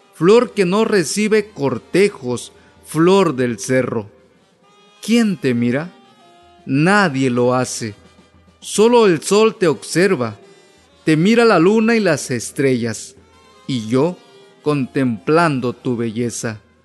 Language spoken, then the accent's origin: Spanish; Tlacoachistlahuaca, Guerrero, Mexico; first language Amuzgo (Ñomndaa); Spanish is a second language; soy de Tlacuachistlahuaca, Guerrero.